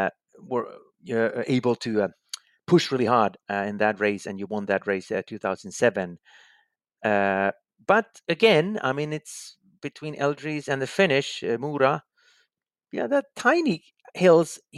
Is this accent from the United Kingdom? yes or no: no; Finland; my home country, Finland